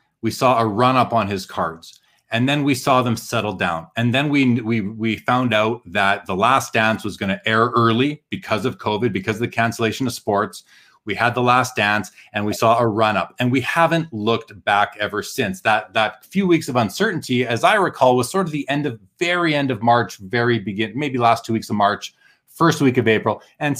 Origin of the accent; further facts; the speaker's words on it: Dallas, Texas, United States; Glad to listen to one of my role models growing up in Dallas.